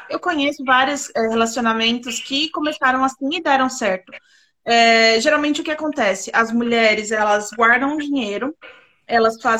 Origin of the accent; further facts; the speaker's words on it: São Paulo, Brazil; moved away as an adult; now in France; eu, eu sou de São Paulo